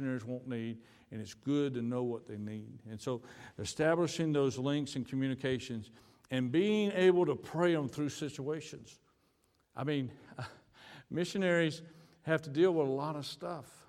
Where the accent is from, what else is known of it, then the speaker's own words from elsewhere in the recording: United States; moved away as an adult; now in Dominican Republic; We're from the United States